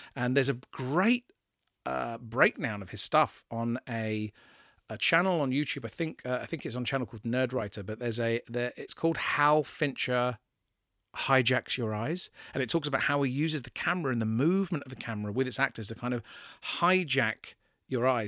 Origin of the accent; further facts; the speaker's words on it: England, United Kingdom; I'm English and I live in England